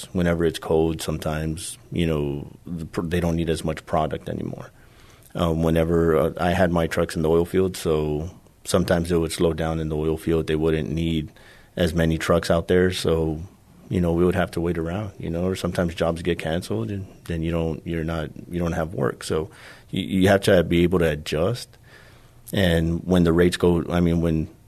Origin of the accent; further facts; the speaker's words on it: San Antonio, Texas, United States; I grew up here in San Antonio on the southwest side, over by the Valley High area